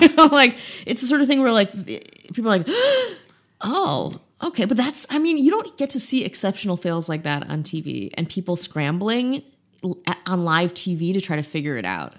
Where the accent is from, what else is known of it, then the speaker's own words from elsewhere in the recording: Midwest, United States; I'm just a, a boring Midwestern woman from the Midwest